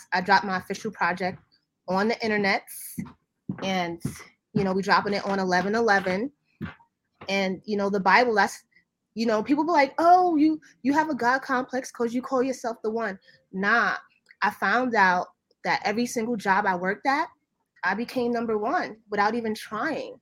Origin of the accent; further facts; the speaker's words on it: Jamaica; I'm Jamaican